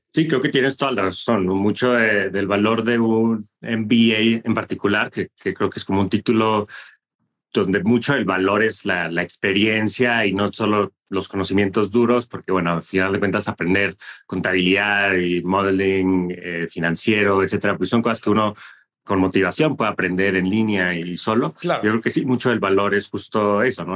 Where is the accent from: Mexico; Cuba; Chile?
Mexico; Monterrey, Nuevo León; moved away as an adult; also born or lived in United States; crecí en México, en Monterrey más precisamente, y me fui a Estados Unidos por primera vez para la universidad.